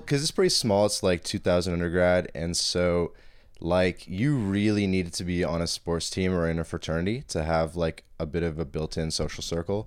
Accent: Toronto, Ontario, Canada; accent: Toronto accent; moved away as an adult; also born or lived in London, Ontario / Boston; now in Montreal, Canada; coming from, like, midtown Toronto, like, in the city and then going to London, Ontario

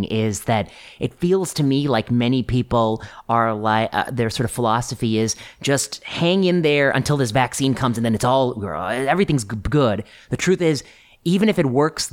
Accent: Ohio and Indiana, Midwest, United States; also born or lived in Portland; now in San Francisco, United States; I grew up in Ohio and Indiana

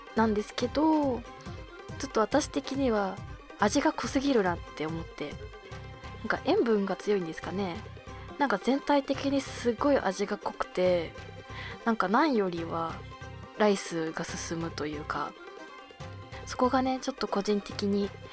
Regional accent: Abashiri, Hokkaido, Japan; now in Tokyo, Japan; 私の地元の網走

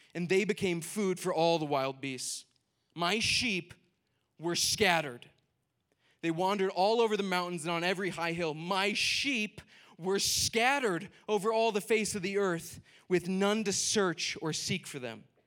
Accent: Minnesota, United States; I'm from Minnesota

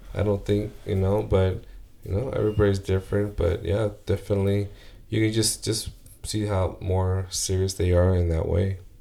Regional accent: United States; I'm, I'm American

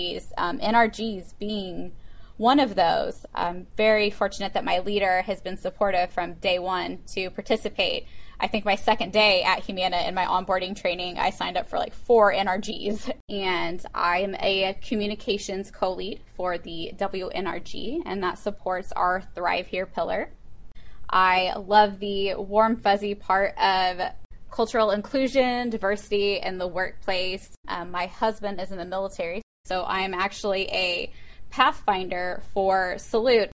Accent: Missouri, United States; also born or lived in South Central Pennsylvania; now in Pennsylvania, United States; I'm originally from the Missouri Midwest area

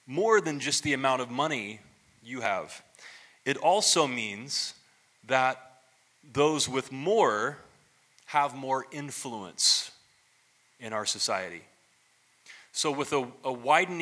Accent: Ohio, United States; now in Phoenix, United States; growing up in the 80s, in my hometown in Ohio

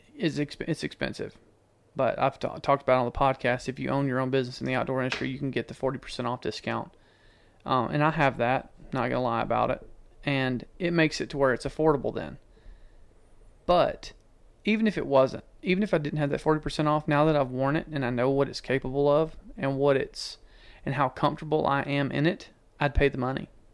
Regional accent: Georgia, United States; I'm from Georgia

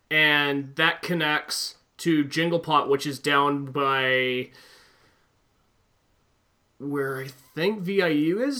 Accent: Albany, New York, United States; Because I come from Albany and I've never heard the expression steamed hams.

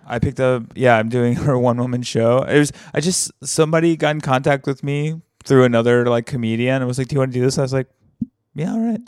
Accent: Alabama, United States; moved away; my hometown, like, the very small hometown in Alabama that I'm from

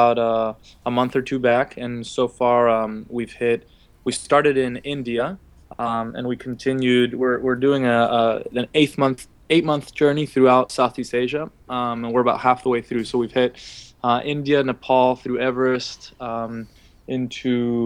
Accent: Buenos Aires, Argentina; moved away; also born or lived in New York; I'm from Buenos Aires

